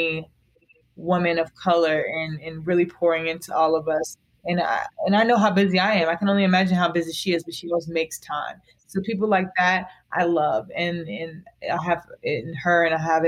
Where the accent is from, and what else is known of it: Raleigh, North Carolina, United States; born or raised there